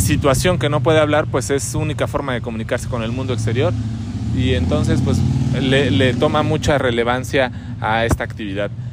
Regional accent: Mexico

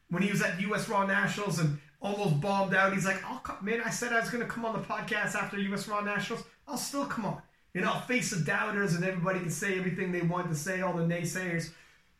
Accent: Canada; I'm Canadian

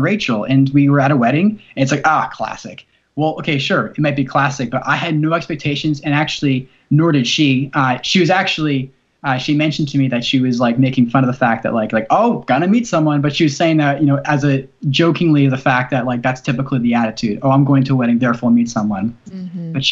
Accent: New Jersey, United States; now in Tennessee, United States; I was from New Jersey, and I'm living in Tennessee

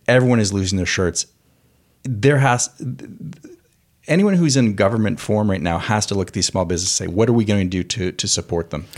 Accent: Canada; moved away as an adult; now in United States; I am Canadian.

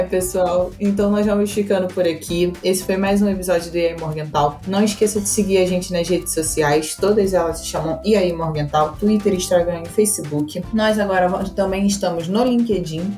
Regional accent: Brazil; E eu estou falando isso sendo brasileiro

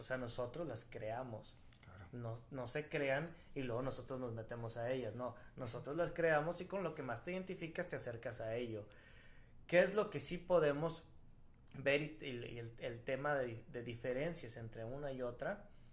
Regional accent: Mexico; todos los mexicanos somos nacionalistas

